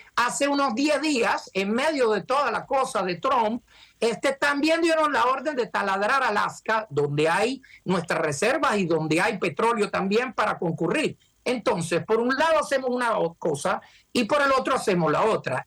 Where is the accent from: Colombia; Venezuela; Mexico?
Venezuela; now in United States; Nosotros venimos de Venezuela